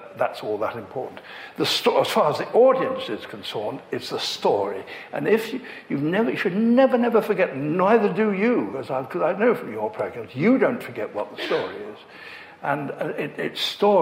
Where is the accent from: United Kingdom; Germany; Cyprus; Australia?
United Kingdom; Leicester, East Midlands; I grew up in Leicester